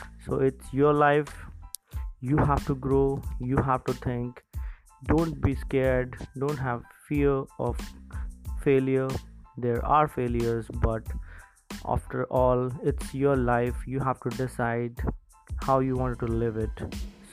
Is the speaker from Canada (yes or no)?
no; India; I'm from India.